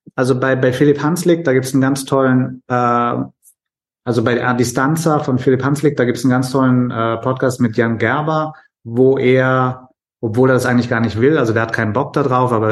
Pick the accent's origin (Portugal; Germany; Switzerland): Germany; als Deutscher